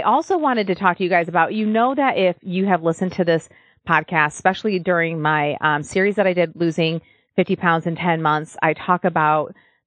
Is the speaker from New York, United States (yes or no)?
no; Michigan, United States; now in Nashville, United States; I'm from Michigan where like almost every house has a basement